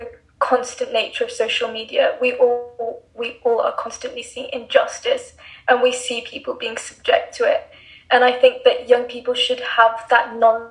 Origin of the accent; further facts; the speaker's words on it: England, United Kingdom; now in Dubai, United Arab Emirates; I'm 17 and I live and study in Dubai, but I was born and raised in England.